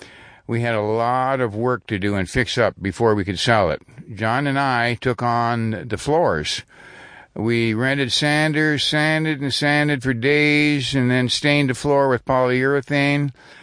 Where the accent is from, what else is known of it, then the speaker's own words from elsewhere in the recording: South Dakota, United States; moved away; Since I am from South Dakota, we shared a lot of stories about our youth in the Midwest.